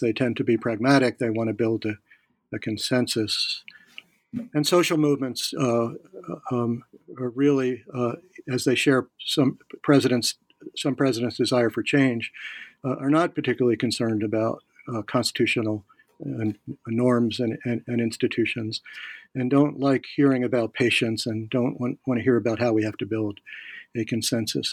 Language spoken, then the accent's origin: English; Philadelphia, Pennsylvania, United States; now in Virginia, United States; I'm from Philadelphia.